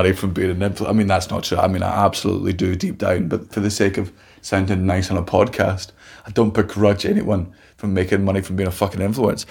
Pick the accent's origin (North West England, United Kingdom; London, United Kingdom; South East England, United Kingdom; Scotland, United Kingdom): Scotland, United Kingdom; moved away; coming from growing up in Scotland